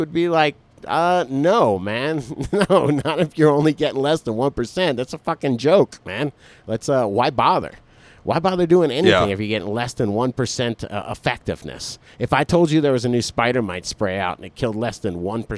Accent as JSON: {"language": "English", "region": "Florida", "country": "United States", "moved": "yes", "lives_now": "Colorado, United States", "said": "I've grown oranges. I'm from Florida, man."}